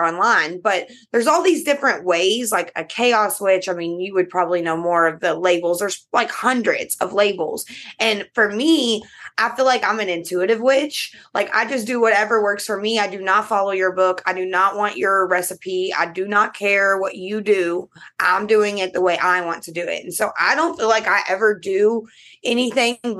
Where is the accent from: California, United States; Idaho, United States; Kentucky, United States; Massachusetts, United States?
Kentucky, United States; I am from Kentucky, and you know, all the bourbon in the world is made here